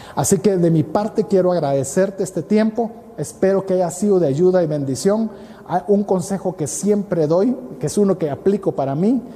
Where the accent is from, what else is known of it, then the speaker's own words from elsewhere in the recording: Guatemala; te hablo como guatemalteco